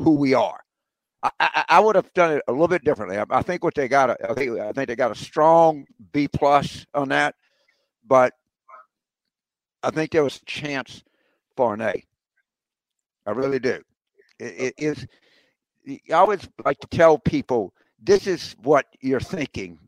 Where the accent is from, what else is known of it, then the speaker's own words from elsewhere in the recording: Carville, Louisiana, United States; also born or lived in Fort Benning, Georgia; I was born in Fort Benning because my daddy was in the Army at the time, but my granddad came, picked my mother and I up after I was like 4 days old and took me back to Louisiana